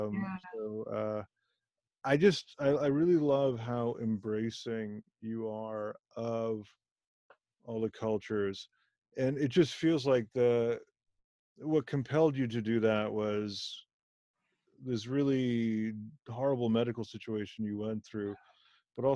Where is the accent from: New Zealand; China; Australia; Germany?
Germany; first language Hindi; English is a second language; also born or lived in India; I was born in Germany, but to parents of Indian origin